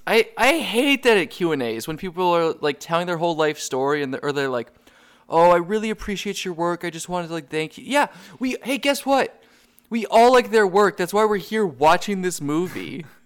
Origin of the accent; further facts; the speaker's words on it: New England, United States; I'm from New England